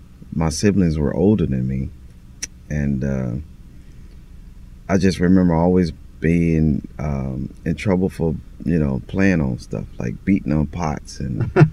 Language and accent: English; St. Louis, Missouri, United States; St. Louis, Missouri.